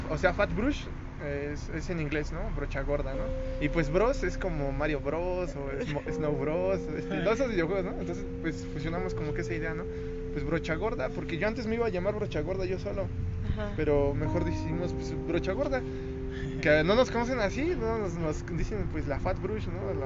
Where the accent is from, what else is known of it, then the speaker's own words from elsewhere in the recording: Toluca, State of Mexico, Mexico; Somos aquí originarios de Toluca